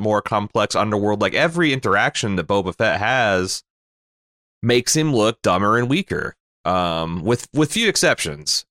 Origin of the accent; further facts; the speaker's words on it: Mooresville, Indiana, United States; my hometown of Mooresville is a backwater